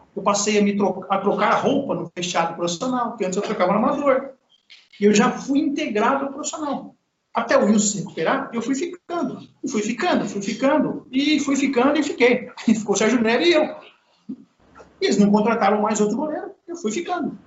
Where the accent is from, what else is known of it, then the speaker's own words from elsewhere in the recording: São Paulo, Brazil; Eu sou de São Paulo